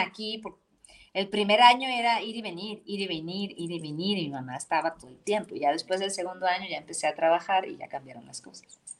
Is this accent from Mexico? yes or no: yes; Ciudad Madero, Tamaulipas, Mexico; moved away; crecí con la salsa, porque pues obviamente soy de, de allá de Ciudad Madero, Tamaulipas, y pues allá se escuchaba eso.